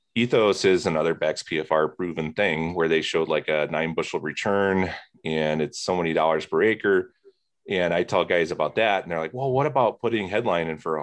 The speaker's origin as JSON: {"language": "English", "town": "Plymouth", "region": "Indiana", "country": "United States", "tie": "born or raised there", "moved": "as an adult", "lives_now": "Wisconsin, United States", "said": "I grew up near Plymouth, Indiana"}